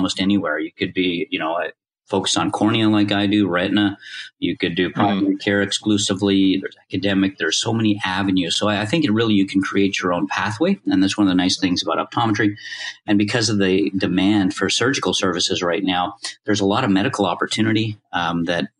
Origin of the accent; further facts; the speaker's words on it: Canada; moved away as an adult; also born or lived in Indiana; growing up in Canada